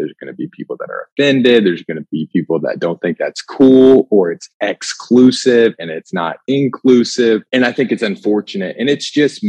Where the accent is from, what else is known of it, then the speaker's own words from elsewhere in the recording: Indiana, United States; moved away as an adult; also born or lived in Destin, Florida; My story starts in the cornfields of Indiana